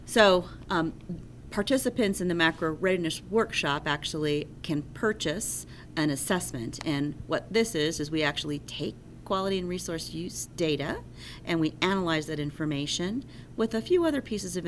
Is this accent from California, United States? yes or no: no; Asheville, North Carolina, United States; I'm from Asheville, North Carolina